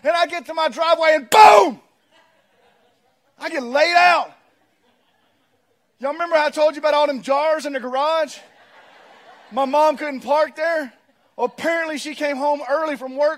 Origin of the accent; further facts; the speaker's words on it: Pearl, Mississippi, United States; I'm from Pearl